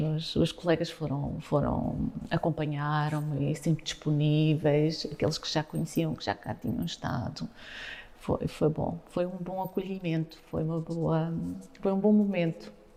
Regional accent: Faro, Algarve, Portugal; also born or lived in Mozambique; eu saí de Faro com dois anos de idade e depois regressei aos oito anos.

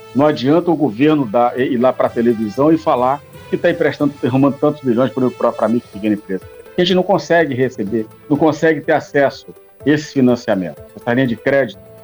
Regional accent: Brazil; como somos brasileiros

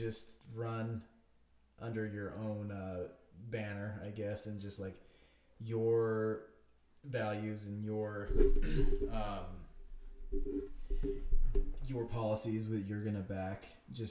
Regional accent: Utah, United States; we're from Utah.

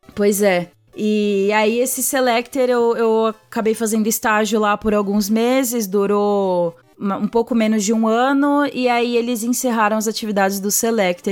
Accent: Santo André, São Paulo, Brazil; moved away as an adult; also born or lived in São Bernardo do Campo; now in São Paulo, Brazil; Eu nasci em São Bernardo do Campo, do A B C Paulista, e cresci a vida inteira em Santo André, que é ali do ladinho de São Bernardo

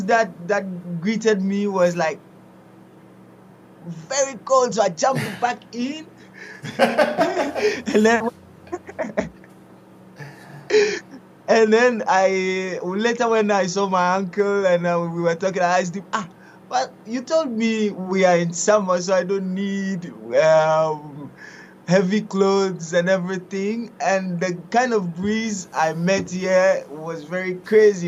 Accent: Ghana; first language Twi; English is a second language; moved away as an adult; now in Italy; I was born in Ghana. I studied in Ghana. Actually, I finished my studies in Ghana as a teacher. I was a teacher, and then I came over to Italy at the age of 24

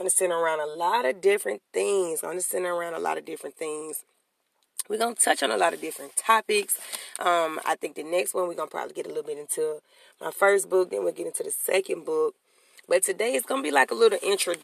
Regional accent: Birmingham, Alabama, United States; I'm from Birmingham, Alabama

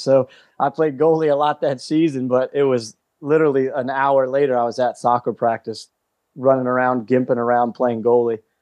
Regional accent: Calvert County, Maryland, United States; I grew up in Calvert County, Maryland

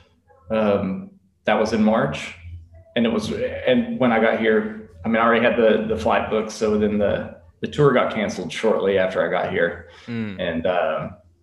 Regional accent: Elizabethton, Tennessee, United States; From Elizabethton, Tennessee

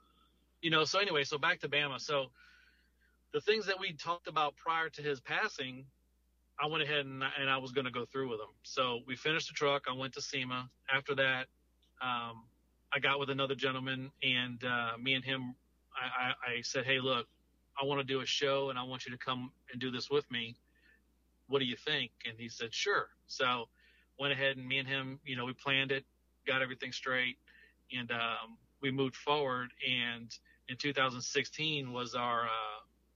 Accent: Louisiana, United States; moved away as an adult; now in Gulf Coast, United States; I moved to the Gulf Coast in 2011, but I'm originally from Louisiana.

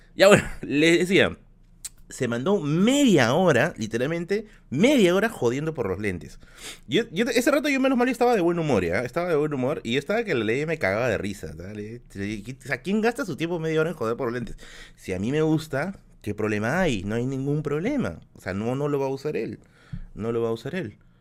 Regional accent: Tacna, Peru; also born or lived in Villa El Salvador, Lima; now in Lima, Peru; somos de Tacna

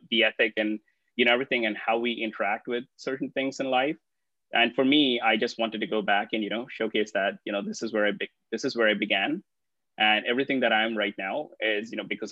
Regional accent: Hyderabad, Telangana, India; a city called Hyderabad. And this happens to be my hometown

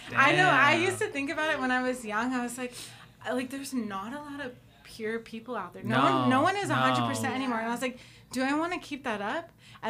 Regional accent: Oakland, California, United States; I grew up in Oakland until middle school, and then I moved out to Southern California.

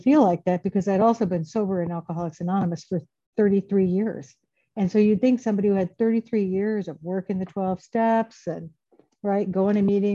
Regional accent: Grass Valley, California, United States; moved away as an adult; now in Iowa City, United States; I grew up in Northern California, Grass Valley, Nevada City.

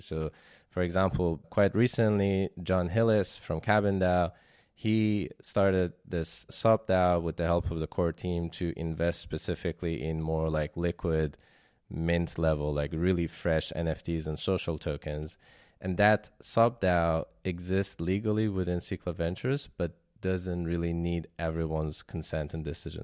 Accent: Iran; moved away as an adult; also born or lived in Germany; I was born in Iran and then I left around two thousand eleven to study robotics in Germany

